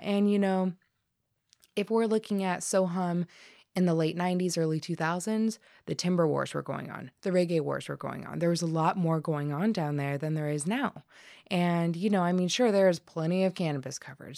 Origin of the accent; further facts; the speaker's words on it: Colorado, United States; moved away as an adult; also born or lived in Humboldt County, California; now in Humboldt, United States; Home in Colorado